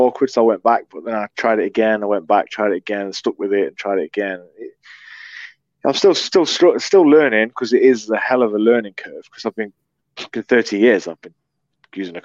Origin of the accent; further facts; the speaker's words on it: United Kingdom; accent: British; I'm British